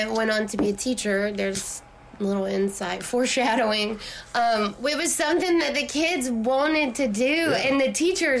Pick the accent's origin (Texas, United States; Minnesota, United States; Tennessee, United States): Tennessee, United States; Christiana; also born or lived in Murfreesboro, Tennessee; I pride myself in being from Rutherford County. Good old Murfreesboro. I grew up in Christiana, though, so I grew up in the country. On the outskirts of the city, but now the city is like spilled out over into that area now.